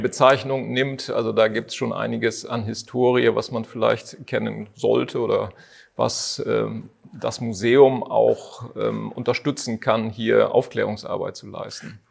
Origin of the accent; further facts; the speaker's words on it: Cloppenburg, Lower Saxony, Germany; moved away; also born or lived in Landkreis Harburg; als gebürtiger Kloppenburger